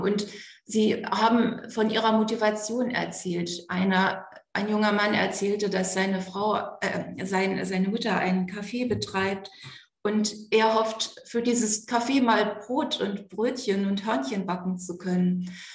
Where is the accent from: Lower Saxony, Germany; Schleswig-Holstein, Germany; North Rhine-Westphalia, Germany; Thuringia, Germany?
Lower Saxony, Germany; East Frisia; Ich bin in Ostfriesland geboren und aufgewachsen